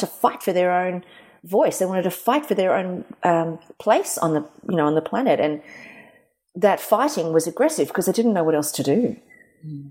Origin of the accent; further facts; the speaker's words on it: South Africa; now in Australia; when I was a kid, I grew up in South Africa